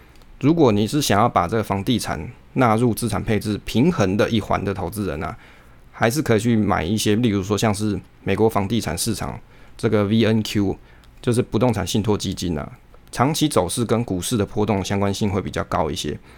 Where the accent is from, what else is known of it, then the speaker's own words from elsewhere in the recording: Taiwan; 可是那个时间啊，往往都不是我们就是台湾人上班族的连假时候